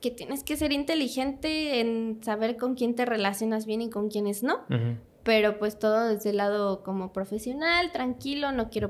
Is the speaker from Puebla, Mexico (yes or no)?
yes; Puebla, Mexico; quiero entrar, soy de Puebla, si te sirve.